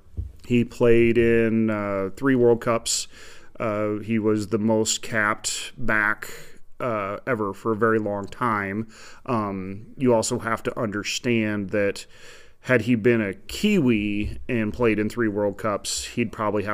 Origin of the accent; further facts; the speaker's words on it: Altoona, Iowa, United States; also born or lived in New Zealand; I'm from Altoona.